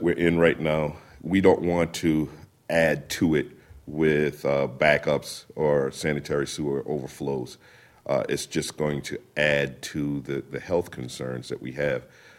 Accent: South Carolina, United States; South Carolina.

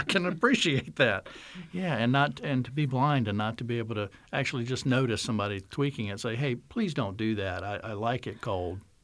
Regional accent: North Carolina, United States; North Carolina, my home state

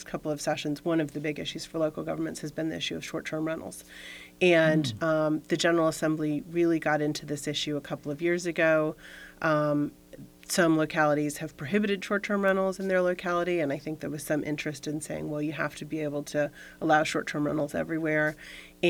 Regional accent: Florida, United States; moved away as an adult; now in Fairfax County, United States; I'm from Florida originally, when I was in high school

